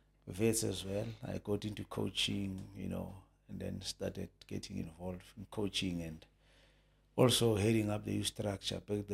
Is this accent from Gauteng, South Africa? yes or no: yes; Soweto, Gauteng, South Africa; I was born in Soweto, White City, Jabavu. {S0} Okay. {S1} That's where I grew up, you know.